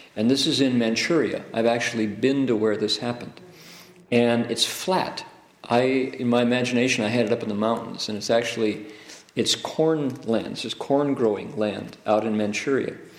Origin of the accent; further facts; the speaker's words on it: Ohio, United States; I grew up in Ohio.